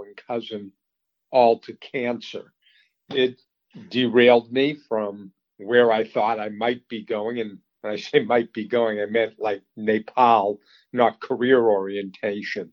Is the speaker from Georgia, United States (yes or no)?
no; Boston, Massachusetts, United States; also born or lived in Colorado; I grew up in the Boston area, a suburb, and went to school in Colorado.